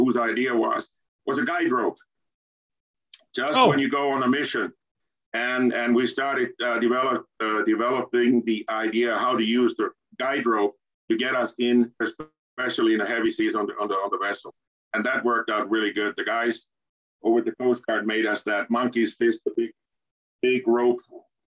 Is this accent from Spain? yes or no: no; Turku, Southwest Finland, Finland; my hometown, Turku